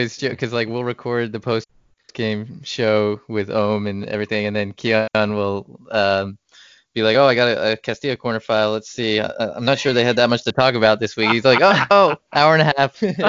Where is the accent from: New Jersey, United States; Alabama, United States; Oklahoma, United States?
New Jersey, United States; now in Texas, United States; I grew up in New Jersey